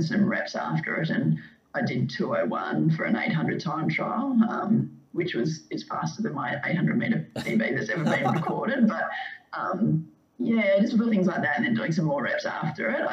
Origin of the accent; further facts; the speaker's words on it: Perth, Western Australia, Australia; moved away as an adult; also born or lived in Melbourne; growing up in Perth